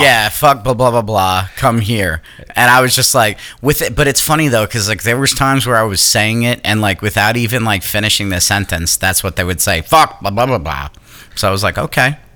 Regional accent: New York, United States; moved away; I'm from New York

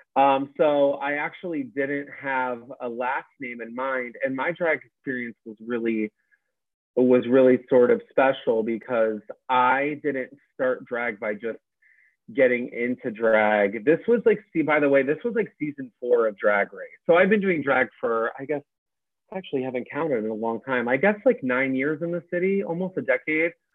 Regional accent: Northeast Ohio, United States; moved away as an adult; also born or lived in Dayton, Ohio; now in New York, United States; I grew up in Northeast Ohio, like Akron, Cleveland area

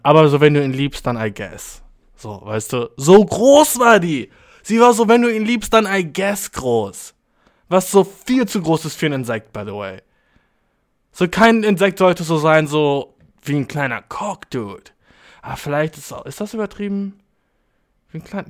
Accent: Germany; ich jetzt als Deutscher

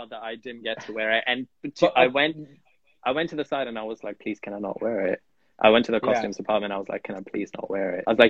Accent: Punjab, Pakistan; I'm from the Pakistan side of Punjab.

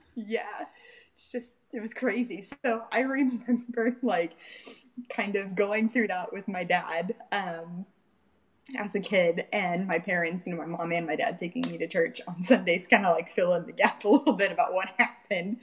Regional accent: Fort Pierce, Florida, United States; I grew up in a little small town in Fort Pierce, Florida.

